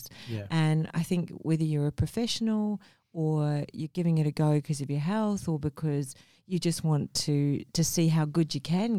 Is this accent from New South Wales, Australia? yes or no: yes; Sydney, New South Wales, Australia; also born or lived in Mumbai, India; now in Gold Coast, Australia; I was born in Mumbai, India, and I grew up in Sydney